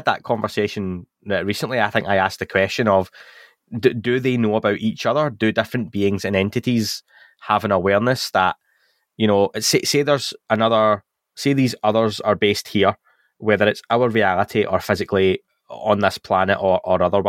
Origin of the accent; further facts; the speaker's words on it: Scotland, United Kingdom; I'm Scottish